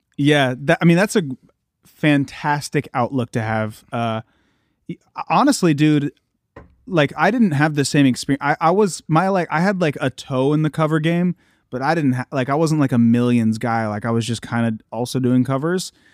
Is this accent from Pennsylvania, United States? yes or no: no; Columbus, Ohio, United States; I'm from Ohio. I'm from Columbus, Ohio